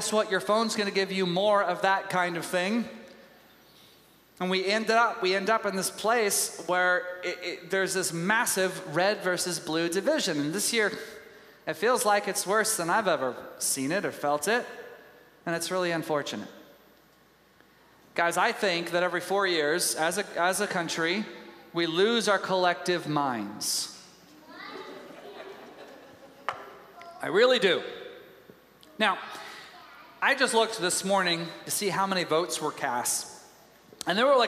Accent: Tyler, Texas, United States; I was raised in Tyler, Texas.

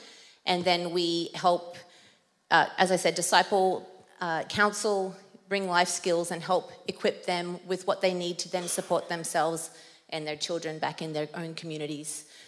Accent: Papua New Guinea; accent: Australian; I guess my Australian accent might come out, because when I'm more nervous up front, then it's just going to change. Otherwise, it's quite an international accent that I have. I grew up in Papua New Guinea, so in an international school, boarding school

